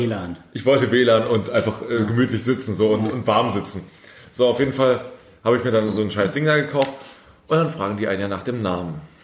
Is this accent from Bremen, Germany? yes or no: no; Saxony, Germany; Ich komme ähm, aus Sachsen, aus dem Osten